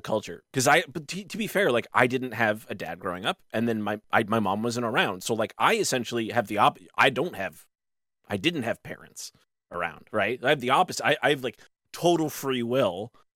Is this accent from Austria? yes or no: no; Canada; we're all Canadians